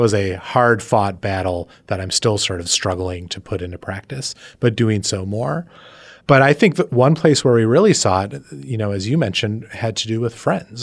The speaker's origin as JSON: {"language": "English", "region": "East Coast", "country": "United States", "said": "being an insane East Coaster"}